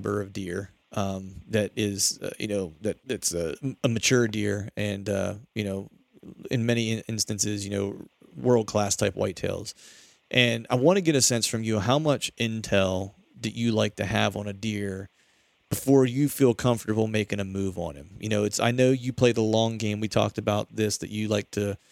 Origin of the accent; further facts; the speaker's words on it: Pennsylvania, United States; my home state in PA